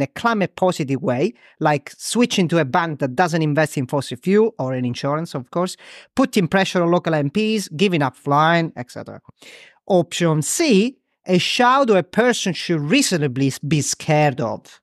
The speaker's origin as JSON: {"language": "English", "town": "Crotone", "region": "Calabria", "country": "Italy", "tie": "born or raised there", "moved": "yes", "lives_now": "Ramsgate, United Kingdom", "said": "Crotone, my hometown, which is very close to Greece. Right, um, south of Italy"}